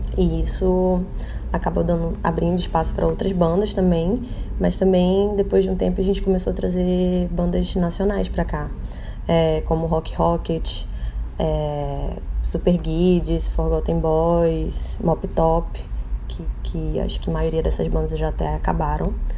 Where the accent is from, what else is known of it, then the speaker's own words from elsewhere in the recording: Manaus, Amazonas, Brazil; eu sou de Manaus